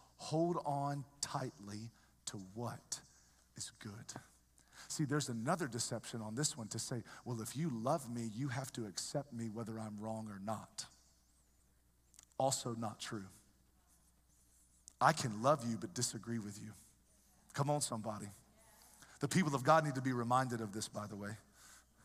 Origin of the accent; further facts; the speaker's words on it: the South, United States; moved away; I grew up in the South. We love everybody down South.